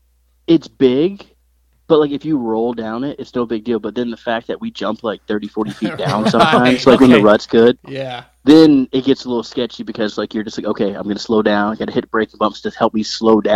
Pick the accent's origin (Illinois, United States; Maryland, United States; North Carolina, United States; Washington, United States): Maryland, United States; I'm from Maryland